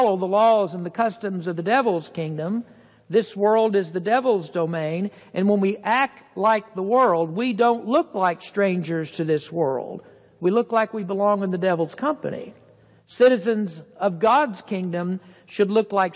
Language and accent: English; United States; As an American citizen